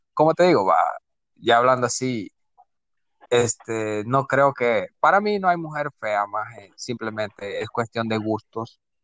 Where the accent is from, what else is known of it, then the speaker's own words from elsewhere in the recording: El Salvador; como decimos nosotros los salvadoreños